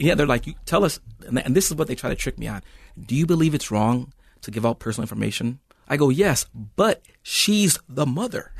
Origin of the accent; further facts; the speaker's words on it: Saint Paul, Minnesota, United States; I'm born and raised in Saint Paul